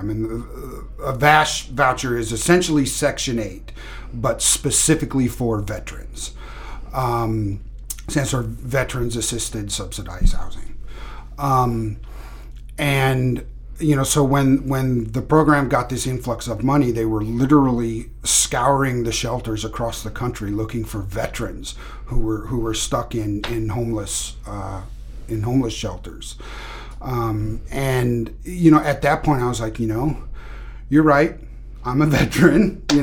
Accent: Kansas, United States; now in Maine, United States; I guess I would say that I am from Kansas. That's where I've spent uh, most of my life, but moved around a lot as as a, a kid

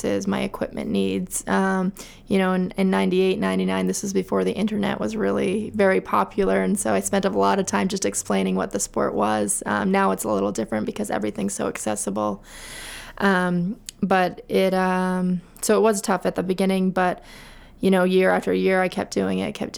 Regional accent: Augusta, Maine, United States; I grew up in Augusta, Maine, and I graduated from Coney High School in 2003

